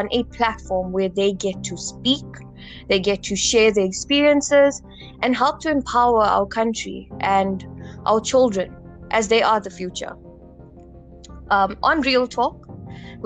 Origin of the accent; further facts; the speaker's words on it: South Africa; I am a South African